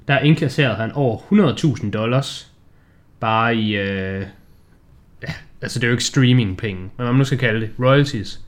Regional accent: Denmark; vi er danskere

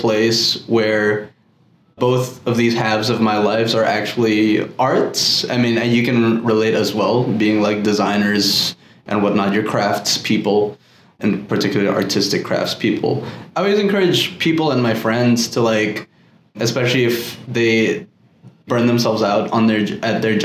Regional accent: Manila, Metro Manila, Philippines; now in New York, United States; Growing up in Manila and going to like this all boys Catholic school

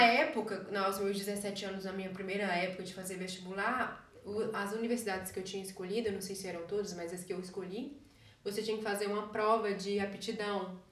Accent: Caetité, Bahia, Brazil; moved away as an adult; also born or lived in Belo Horizonte, Minas Gerais; now in Germany; Vim de Caetité, nasci lá, passei minha adolescência lá e depois me mudei para Belo Horizonte

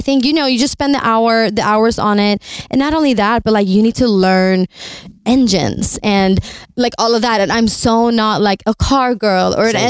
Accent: Sweden; But I'm also from Sweden.

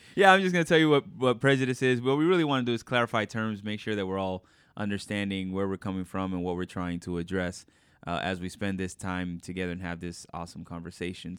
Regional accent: New York, United States; I was born in New York

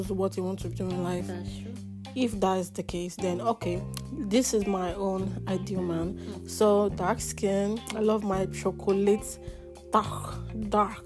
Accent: Lagos, Nigeria; I was born and raised in Lagos.

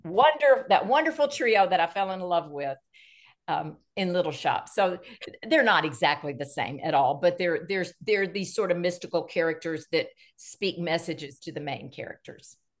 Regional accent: Nashville, Tennessee, United States; I'm born and raised in Nashville, Tennessee.

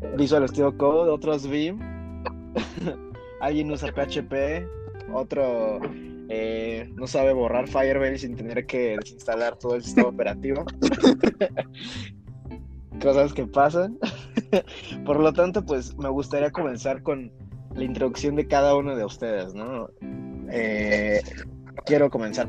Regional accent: Mexico City, Mexico; somos chilangos

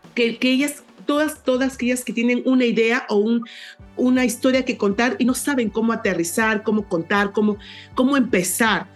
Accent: San José, Lambayeque, Peru; now in Lima, Peru; yo soy de, un pueblo, de un pueblo llamado San José, que está en, en, el departamento de Lambayeque, en la ciudad de Chiclayo

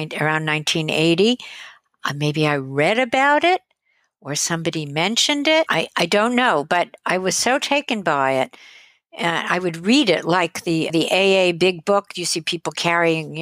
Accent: Teaneck, New Jersey, United States; also born or lived in Manhattan, New York; I was born in Manhattan, and I grew up in Teaneck, New Jersey, which is northern New Jersey

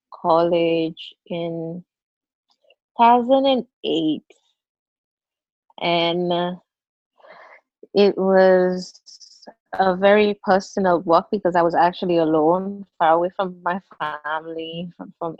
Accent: Seychelles; I'm from Seychelles. It's a group of islands in the Indian Ocean, part of Africa

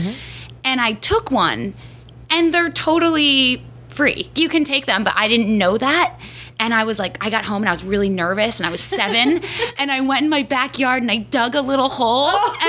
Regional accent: Florida, United States; moved away; I was like 7, and I grew up in Florida

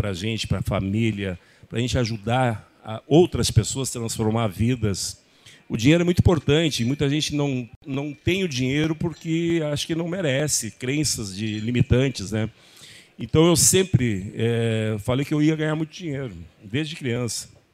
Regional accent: Horizontina, Rio Grande do Sul, Brazil; also born or lived in Três de Maio; Eu sou filho de agricultores, eu vim da roça, da roça mesmo, gente. É, eu nasci em Horizontina, mas morava no interior de 3 de Maio, lá uma, uma vila que chama Manchinha. E ali eu morei até os 5 anos de idade.

